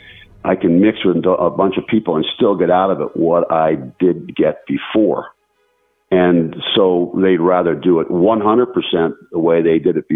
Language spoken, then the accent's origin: English; small town next to the Blue Mountain, Pennsylvania, United States; When I was a kid, 11 or 12 years old. We used to live in a small town next to a major mountain, the Blue Mountain, which is a lot of people know as the Appalachian Trail goes through it.